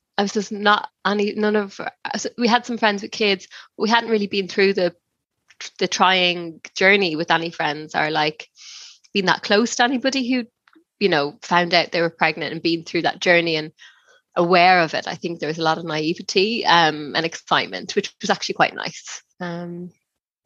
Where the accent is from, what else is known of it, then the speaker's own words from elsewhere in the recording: Ireland; now in West Sussex, United Kingdom; We live in West Sussex by the sea in England. I'm from Ireland originally